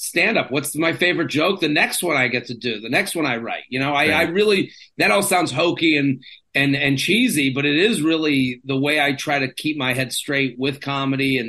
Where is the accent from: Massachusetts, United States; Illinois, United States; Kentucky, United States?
Massachusetts, United States; Needham; moved away as an adult; also born or lived in State College, Pennsylvania; now in New York City, United States; I'm from Needham, which is a small town.